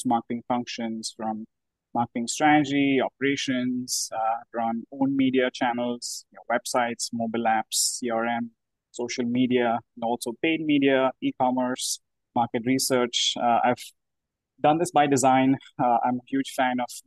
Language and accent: English; India; moved away; I'm from India originally